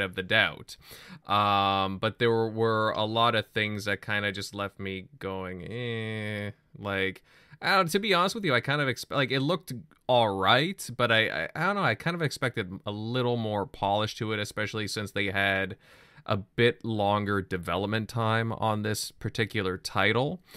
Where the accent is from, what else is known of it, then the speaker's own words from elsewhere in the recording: Canada; me and General M L D, we're from Canada